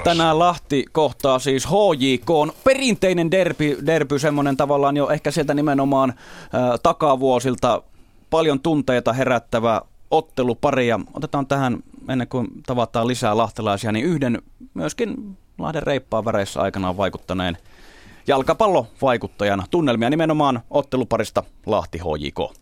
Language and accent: Finnish; Jyväskylä, Central Finland, Finland; mä oon itse Jyväskylästä kotosi